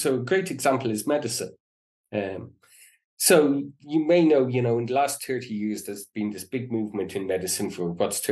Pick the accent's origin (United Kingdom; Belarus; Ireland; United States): Ireland; when I was growing up in Ireland